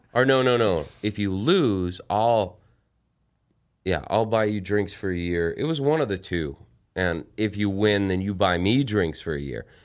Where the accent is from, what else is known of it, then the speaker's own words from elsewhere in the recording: El Paso, Texas, United States; the town that I was born. I'm from El Paso, Texas